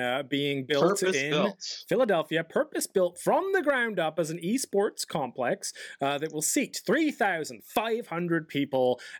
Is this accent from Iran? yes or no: no; England, United Kingdom; I'm English